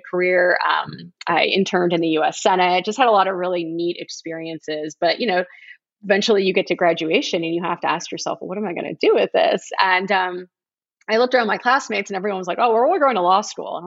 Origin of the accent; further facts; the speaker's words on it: South Florida, United States; moved away as an adult; also born or lived in Middleburg, Florida; the one in which I was raised. You know, I came from South Florida